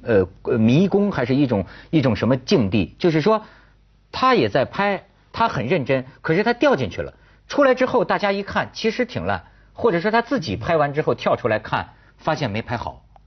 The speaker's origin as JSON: {"language": "Chinese", "region": "northern China", "country": "China", "accent": "northern Chinese speech", "said": "照我们这北方话说"}